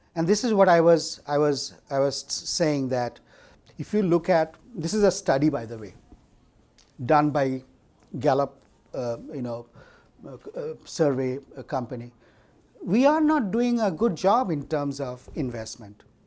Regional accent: India; moved away as an adult; now in United States; I'm from India and I did my college education

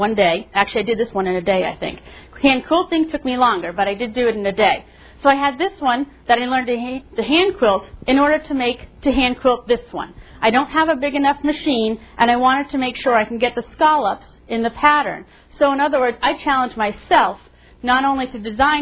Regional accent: Massachusetts, United States; moved away; I'm from Massachusetts, half my family Red Sox, half Yankees

